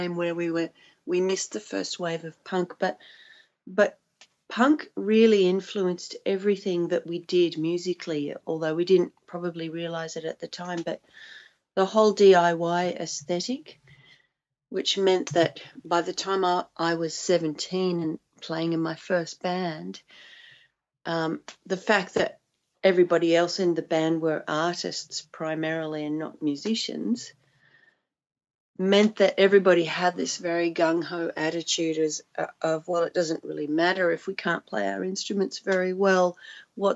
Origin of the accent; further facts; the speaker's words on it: Sydney, New South Wales, Australia; growing up in Sydney a few years later